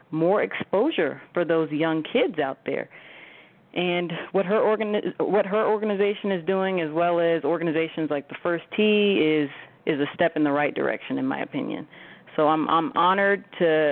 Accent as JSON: {"language": "English", "town": "Montgomery", "region": "Alabama", "country": "United States", "tie": "born or raised there", "also_born_or_lived": "California", "moved": "yes", "lives_now": "Las Vegas, United States", "said": "originally I was born and raised in the heart of Dixie, Montgomery, Alabama"}